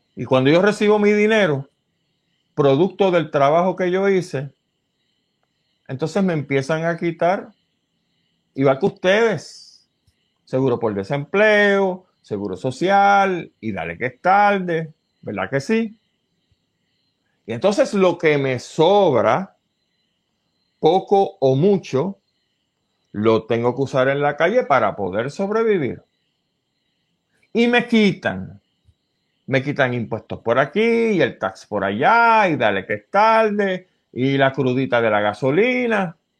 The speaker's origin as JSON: {"language": "Spanish", "country": "Puerto Rico"}